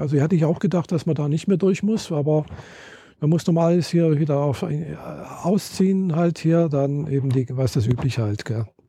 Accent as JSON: {"language": "German", "country": "Germany", "said": "ich bin Deutsche, habe meinen Pass hingezeigt"}